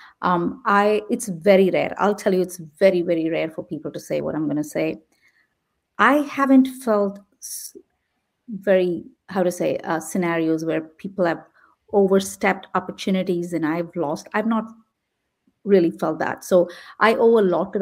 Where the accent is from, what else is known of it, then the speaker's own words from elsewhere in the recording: India; also born or lived in Midwest, United States; now in San Jose, United States; I come from India